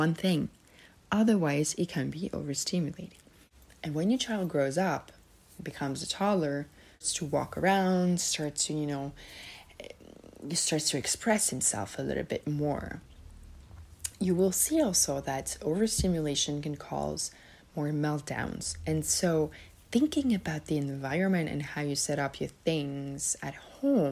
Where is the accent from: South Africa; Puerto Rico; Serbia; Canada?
Serbia; moved away; also born or lived in Switzerland; I'm originally from Serbia